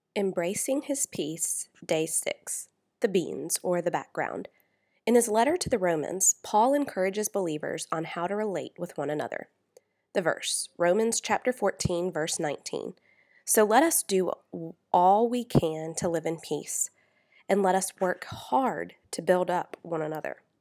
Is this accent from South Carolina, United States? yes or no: yes; South Carolina, United States; I'm from South Carolina, where you wave at people whether you know them or not